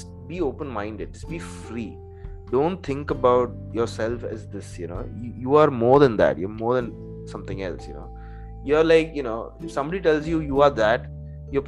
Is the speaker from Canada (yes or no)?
no; India; first language English; I grew up in India, what's funny is that, like, you know, even to this date, like, I don't know any Indian language properly